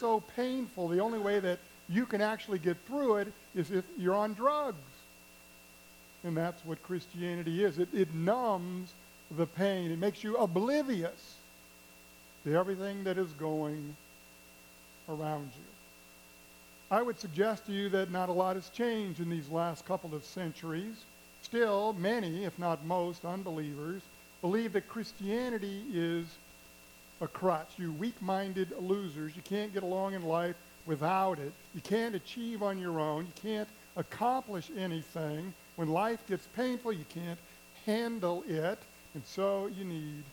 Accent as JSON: {"language": "English", "town": "Kansas City", "region": "Missouri", "country": "United States", "tie": "born or raised there", "said": "Kansas City Royals, my hometown team"}